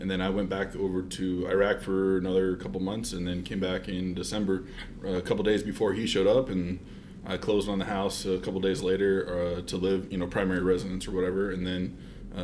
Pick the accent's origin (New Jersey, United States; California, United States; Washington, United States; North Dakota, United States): Washington, United States; Seattle; moved away as an adult; also born or lived in East Coast, United States; now in Spokane, United States; I was born and raised in the Seattle area. Was out in the East Coast for 13 years